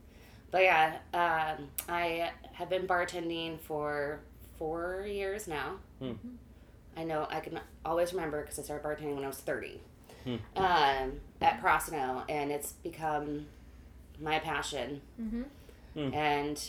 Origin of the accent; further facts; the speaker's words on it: St. Louis, Missouri, United States; also born or lived in Indiana; I was born in Indiana, grew up in St. Louis, moved around for a while.